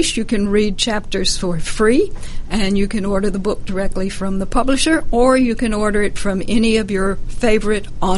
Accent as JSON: {"language": "English", "region": "Louisiana", "country": "United States", "tie": "born or raised there", "moved": "yes", "said": "I grew up in Louisiana in the part of the state that is covered with Spanish moss."}